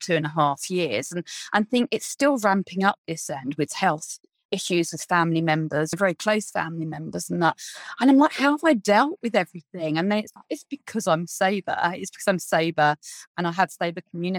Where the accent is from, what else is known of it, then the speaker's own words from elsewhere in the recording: United Kingdom; We're very British